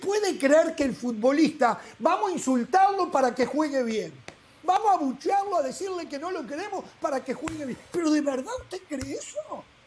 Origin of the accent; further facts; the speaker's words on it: Uruguay; moved away; En Uruguay somos 3.400.000 y hay 3.400.000 eh, técnicos en mi país